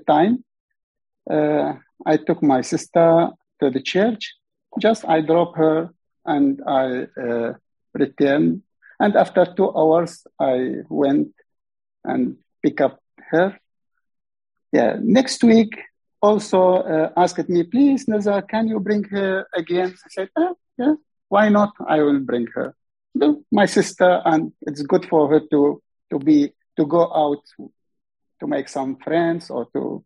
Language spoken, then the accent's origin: English; Iraq; English is a second language; moved away as an adult; now in Australia; I am from Iraq